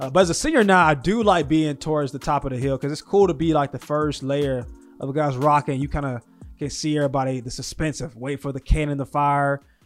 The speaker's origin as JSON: {"language": "English", "region": "Deep South", "country": "United States", "said": "I'm from the Deep South"}